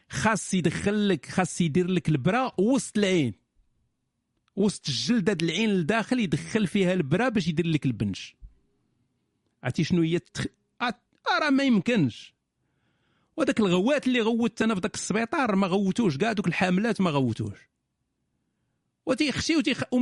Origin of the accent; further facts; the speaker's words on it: Morocco; ولكن حيت انا مغربي ما عارفش شنو هي ديك القضيه ديال تمشي للطبيب